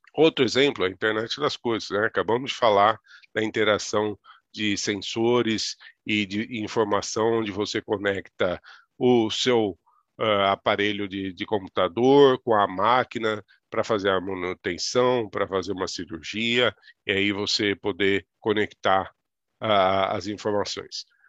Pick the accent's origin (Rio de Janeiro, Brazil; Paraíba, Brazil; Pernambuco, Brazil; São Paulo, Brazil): São Paulo, Brazil; interior of; E sou do interior de São Paulo, Ali eu me criei